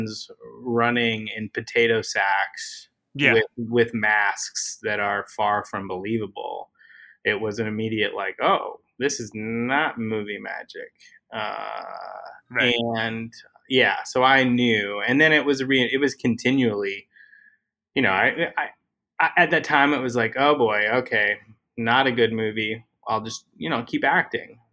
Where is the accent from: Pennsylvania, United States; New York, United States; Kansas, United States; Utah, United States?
Utah, United States; moved away as an adult; now in Los Angeles, United States; I grew up in Utah.